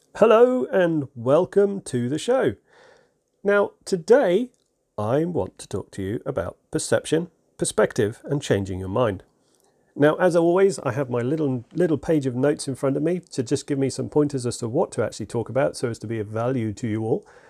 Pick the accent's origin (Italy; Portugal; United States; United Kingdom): United Kingdom; England; I'm, I'm English.